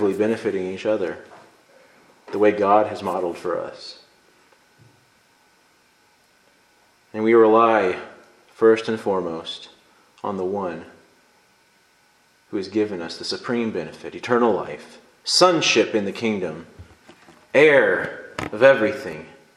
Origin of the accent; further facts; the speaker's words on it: United States; I'm an American